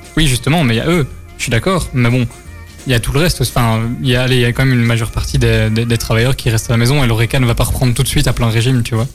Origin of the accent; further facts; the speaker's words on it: Belgium; nous, on est belge